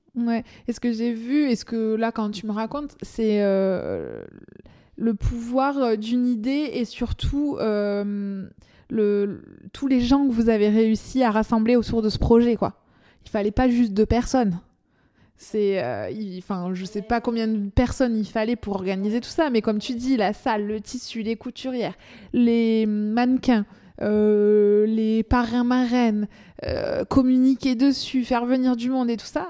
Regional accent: France; accent: accent chantant; mon accent chantant

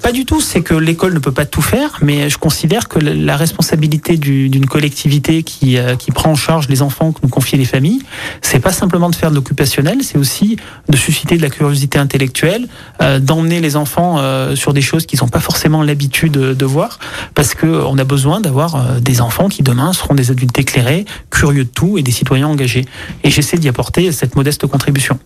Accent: Ardèche, Auvergne-Rhône-Alpes, France; now in Écully, France; j'ai grandi en Ardèche

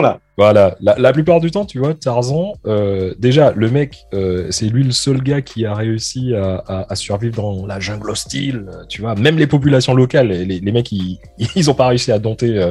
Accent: Martinique; je suis martiniquais, je suis né à la Martinique

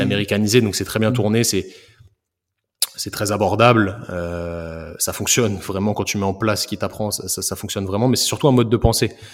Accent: Paris, Île-de-France, France; moved away as an adult; now in Rennes, France; je viens de Paris. Je suis un, je suis un petit banlieusard qui a fait. qui a fait ses études de kiné à Rennes

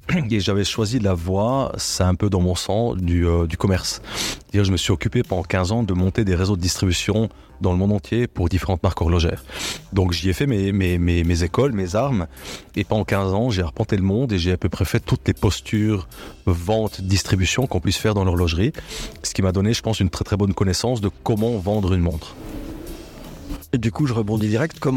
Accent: La Chaux-de-Fonds, Neuchâtel, Switzerland; Je suis né à Chaux-de-Fonds euh, d'un père journaliste, patron de presse de la Chaux-de-Fonds

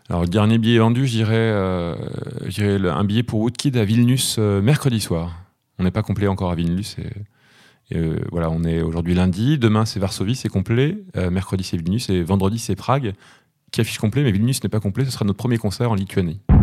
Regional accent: Normandy, France; je suis né en Normandie.

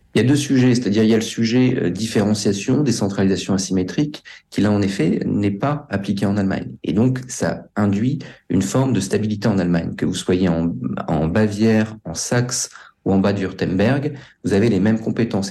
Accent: France; nous sommes français

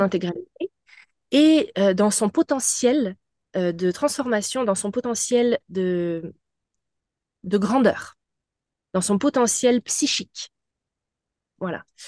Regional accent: France; moved away as an adult; now in Montreal, Canada; je suis française euh, d'origine, mais j'habite depuis 14 ans euh, au Québec, à Montréal

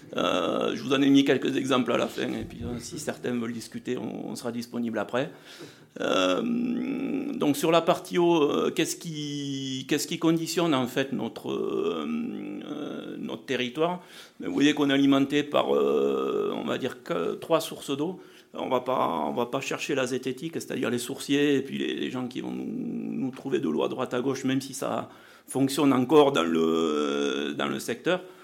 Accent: south-west France, France; accent: south-western (implied); je m'occupe de la recherche et du développement pour une coopérative agricole dans le sud-ouest

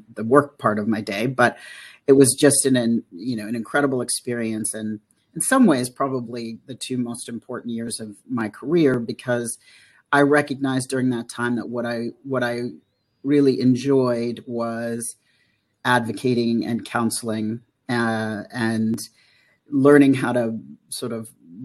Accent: United States; I'm from the United States

